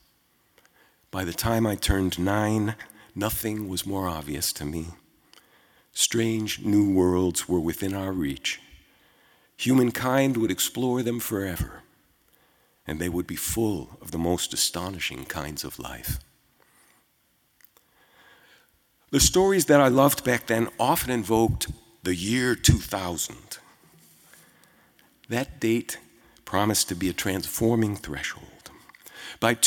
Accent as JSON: {"language": "English", "town": "Chicago", "region": "Illinois", "country": "United States", "tie": "born or raised there", "said": "I was born in Chicago in 1956"}